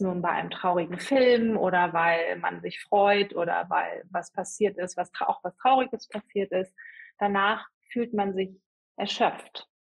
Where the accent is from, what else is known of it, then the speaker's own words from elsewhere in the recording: Hamburg, Germany; moved away as an adult; now in Ellerbek, Germany; ich komme ursprünglich aus Hamburg